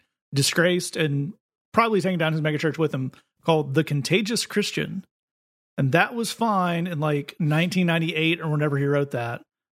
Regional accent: Lees, North West England, United Kingdom; the sign that was shown to us is for a church in Lees, in my hometown, in Lees as well.

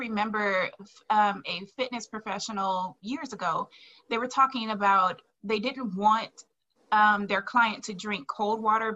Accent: New Orleans, Louisiana, United States; I'm from New Orleans

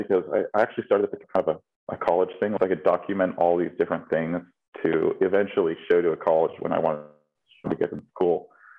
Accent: Maui, Hawaii, United States; born and raised on Maui. I grew up country, lifetime surfer.

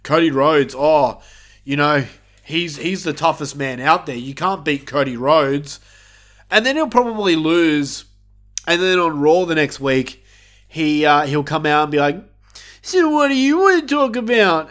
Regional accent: Australia; I'm Australian

